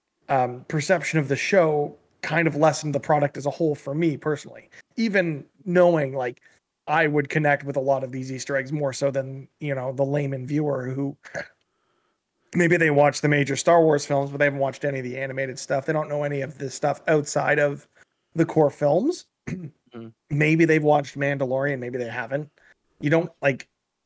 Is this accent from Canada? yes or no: yes; Canada; as a Canadian